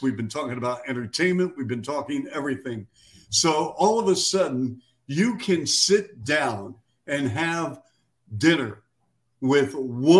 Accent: Seattle, Washington, United States; moved away as an adult; now in Chicago, United States; my hometown of Seattle

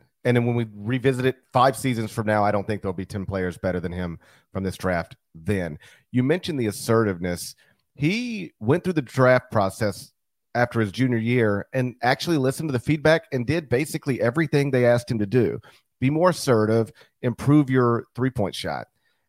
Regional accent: Memphis, Tennessee, United States; to swing it back to my hometown

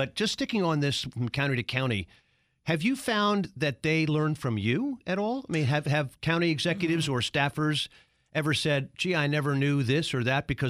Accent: Baltimore, Maryland, United States; My hometown, under a lot of duress, as we all know, many major urban areas are, but Baltimore's having a rough time.

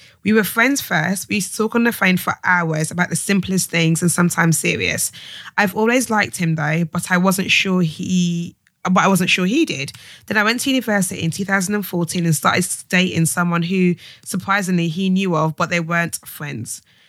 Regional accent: Jamaica; I'm Jamaican, but I understand.

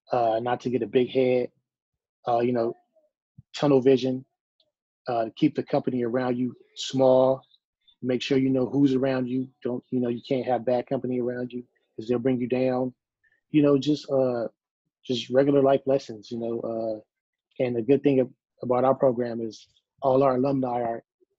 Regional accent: Compton, California, United States; Well, growing up in Compton, it was drive-bys all the time.

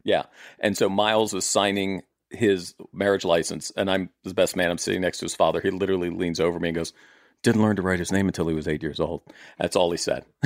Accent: Maryland, United States; my family showed up in, like, sixteen thirty-four in Maryland, looked around, said, "This is nice," and stayed for four hundred years

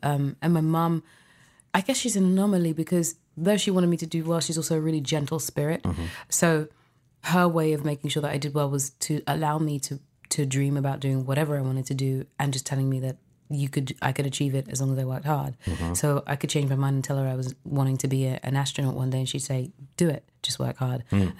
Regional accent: London, United Kingdom; I was born in London, UK.

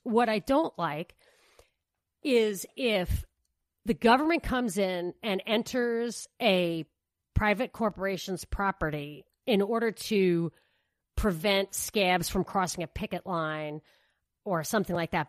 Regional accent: New York, United States; when I was growing up in New York

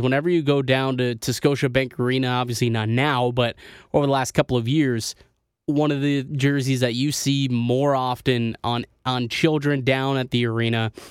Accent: Canada; as a Canadian

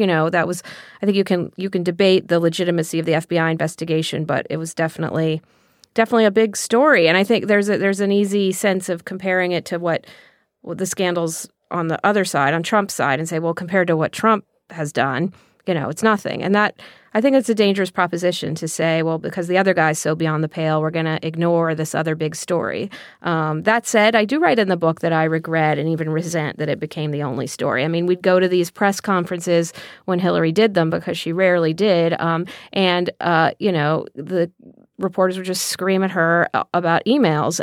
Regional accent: Texas, United States; when I was growing up in Texas

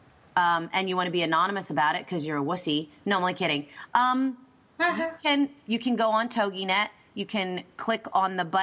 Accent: Berks County, Pennsylvania, United States; this is just in my hometown

